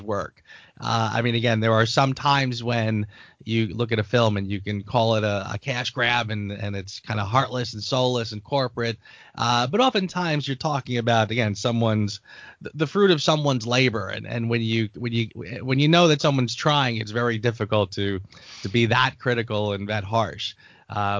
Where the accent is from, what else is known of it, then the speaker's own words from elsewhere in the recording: suburbs of New Jersey, United States; also born or lived in Brooklyn, New York; I was born in Brooklyn, New York, and raised most of my life in the suburbs of New Jersey